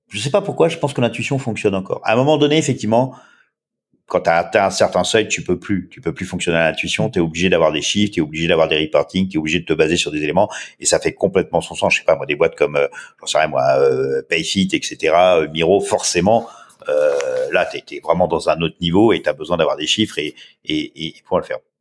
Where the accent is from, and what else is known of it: France; accent: French